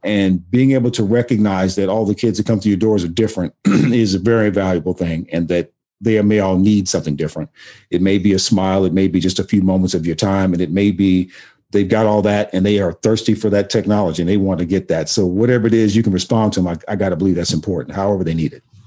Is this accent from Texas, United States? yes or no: yes; Austin, Texas, United States; I grew I grew up in Austin, Texas